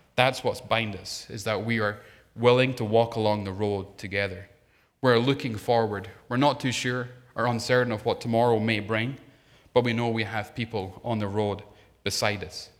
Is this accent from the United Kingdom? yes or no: yes; Scotland, United Kingdom; moved away; being Scottish